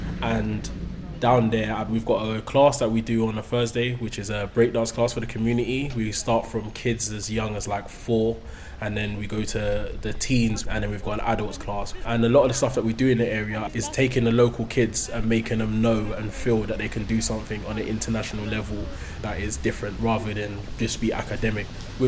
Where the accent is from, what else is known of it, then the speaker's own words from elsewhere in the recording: London, United Kingdom; I grew up in the Isle of Dogs, East London. So